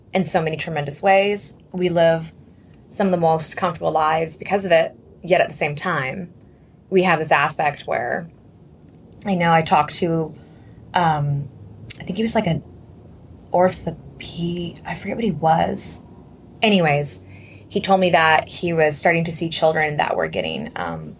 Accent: San Diego, California, United States; moved away as an adult; now in Chicago, United States; I'm from San Diego

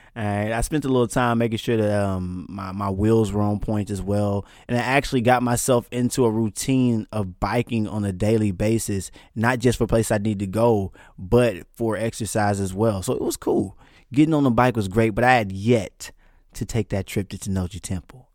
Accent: Texarkana, Texas, United States; moved away as an adult; also born or lived in Higashiosaka, Japan; I'm from East Texas, and if you don't know anything about East Texas, we got a lot of back roads and a lot of piney woods

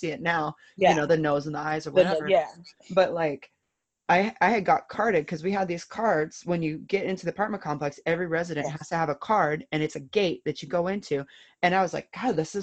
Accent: the Northwest, Pacific Northwest, United States; also born or lived in Florida; I grew up in the Northwest

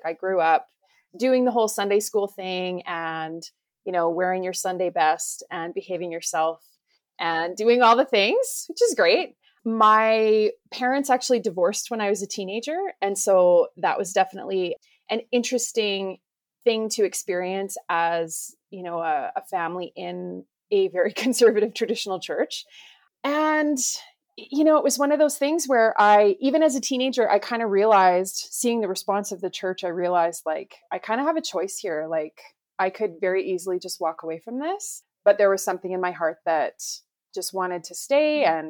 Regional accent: Calgary, Alberta, Canada; So yeah, I'm from Calgary, Alberta, which is in Canada. And Mary B tells me that I'm the first Canadian guest on the podcast, which is super awesome.

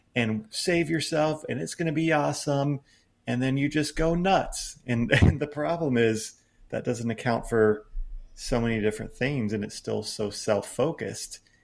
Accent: United States; growing up in American evangelicalism

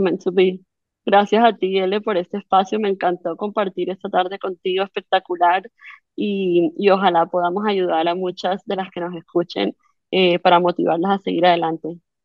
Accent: Barranquilla, Atlántico, Colombia; donde nací, donde donde me crié, en Barranquilla

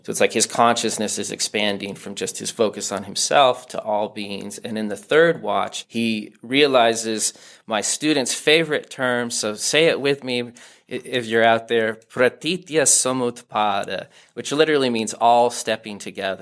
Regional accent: Denver, Colorado, United States; moved away as an adult; also born or lived in Santa Barbara; growing up in Denver and then doing my PhD in Santa Barbara on the left coast

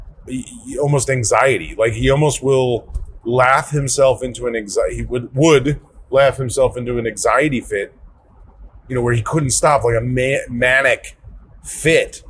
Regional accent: Chicago, Illinois, United States; as a kid growing up in Chicagoland, growing up with Chicago talk radio

